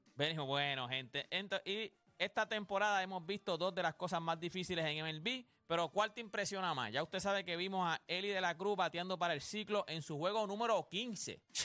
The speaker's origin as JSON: {"language": "Spanish", "town": "Loíza", "country": "Puerto Rico", "said": "yo soy de Loíza"}